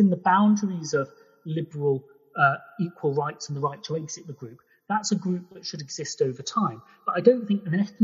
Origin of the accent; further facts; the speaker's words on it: England, United Kingdom; I was born in England, so I feel English.